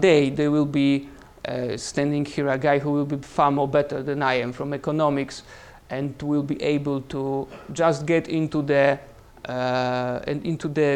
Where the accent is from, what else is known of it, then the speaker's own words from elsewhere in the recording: Krakow, Lesser Poland, Poland; English is a second language; I'm from Krakow